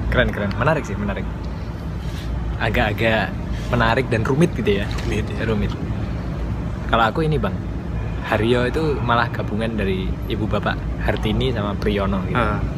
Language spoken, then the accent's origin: Indonesian; Sumatra, Indonesia; karena kan kita asalnya dari Sumatera gitu